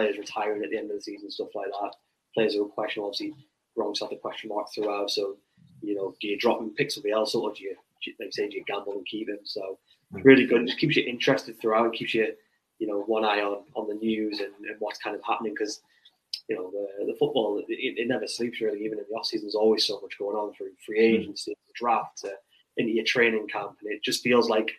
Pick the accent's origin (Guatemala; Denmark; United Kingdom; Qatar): United Kingdom; as a British